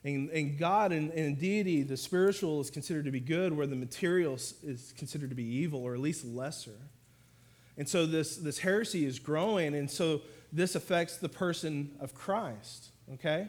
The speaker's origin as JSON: {"language": "English", "region": "Oklahoma", "country": "United States", "moved": "as an adult", "lives_now": "Fort Worth, United States", "said": "So I'm from Oklahoma, my wife and I, and we came down here to Fort Worth in 2007"}